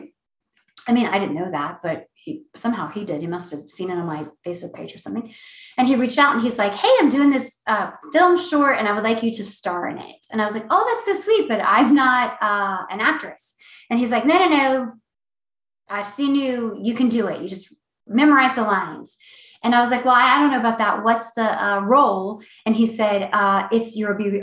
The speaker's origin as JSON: {"language": "English", "town": "Marietta", "region": "Ohio", "country": "United States", "tie": "born or raised there", "moved": "yes", "lives_now": "Georgia, United States", "said": "my hometown, Marriott, Ohio"}